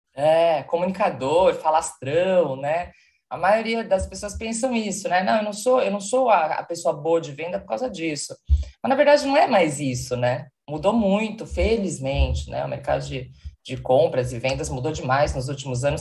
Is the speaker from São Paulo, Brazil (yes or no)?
yes; São Paulo, Brazil; moved away as an adult; now in Porto, Portugal; Moro atualmente em Portugal, sou de São Paulo, então estou sempre entre Porto e São Paulo.